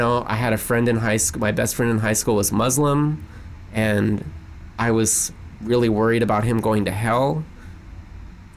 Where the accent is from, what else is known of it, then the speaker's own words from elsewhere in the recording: outside of Pittsburgh, Pennsylvania, United States; moved away; also born or lived in Dallas; I grew up outside of Pittsburgh.